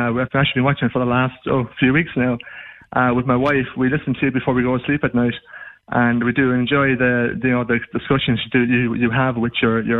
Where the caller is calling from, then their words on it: Munster, Ireland; accent: Irish; I'm calling from Ireland.